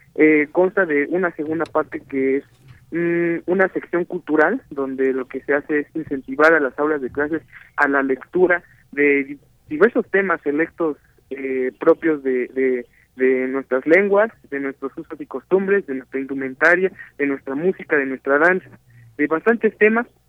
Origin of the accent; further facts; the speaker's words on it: Mexico; first language Spanish; nuestra lengua madre de muchos mexicanos